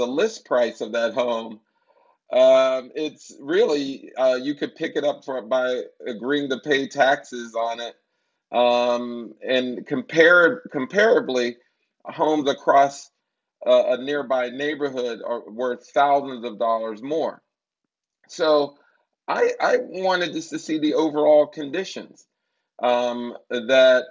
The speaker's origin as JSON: {"language": "English", "town": "Wilkinsburg", "region": "Pennsylvania", "country": "United States", "tie": "born or raised there", "moved": "yes", "said": "my hometown of Wilkinsburg, Pennsylvania, and I would visit the home where I grew up"}